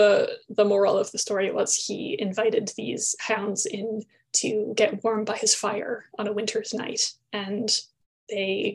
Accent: Nova Scotia, Canada; I grew up in Nova Scotia

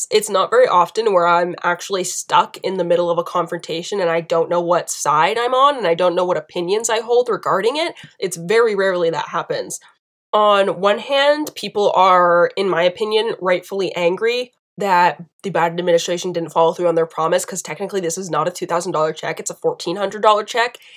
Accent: Southern United States, United States; accent: southern; my, my southern accent from earlier really popped out on that now.

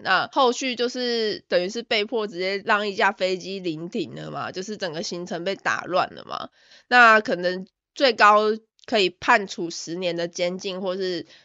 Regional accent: Taiwan; also born or lived in Melbourne, Australia; now in Australia; 我身为一个台湾人

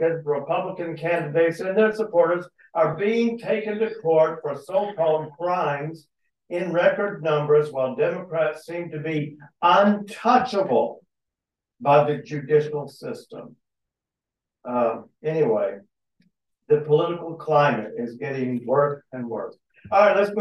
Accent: Texas, United States; I grew up in Texas

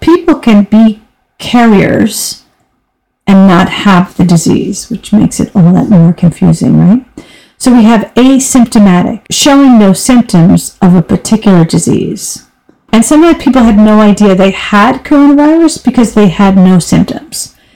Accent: United States; moved away as an adult; now in Europe; I'm an American, but I've been living in Europe for over 26

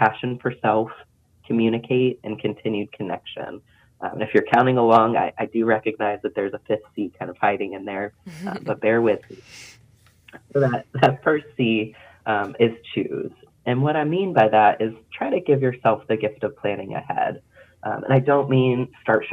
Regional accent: Pennsylvania, United States; moved away as an adult; now in North Carolina, United States; I grew up in Pennsylvania, so I grew to become pretty ambivalent about the snow and the frigid temps

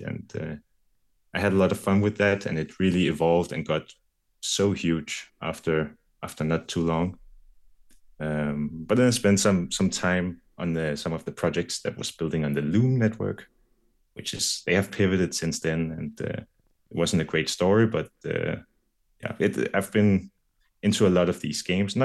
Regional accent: Denmark; I'm from Denmark.

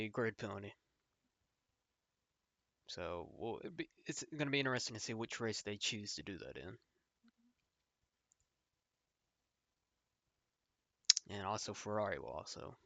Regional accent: United States

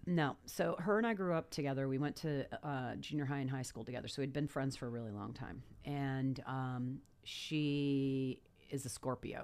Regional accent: Los Angeles, California, United States; moved away as an adult; also born or lived in La Jolla, San Diego / Virginia Beach, Virginia; I was raised in Reseda

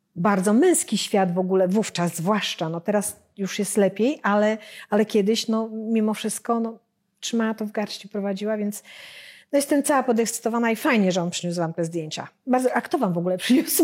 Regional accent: Warsaw, Masovian Voivodeship, Poland; my jesteśmy z Warszawy

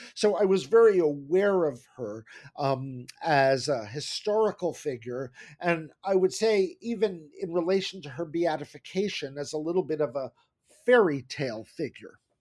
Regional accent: New Jersey, United States; now in New York City, United States; my parents moved to New Jersey when I was very young

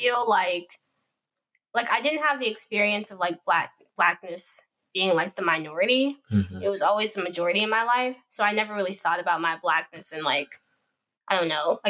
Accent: Chicago, Illinois, United States; And I grew up in Chicago

